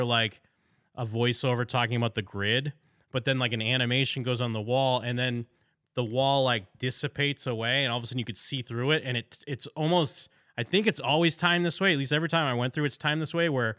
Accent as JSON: {"language": "English", "town": "Las Vegas", "region": "Nevada", "country": "United States", "said": "where are you from? And I'm like, Vegas"}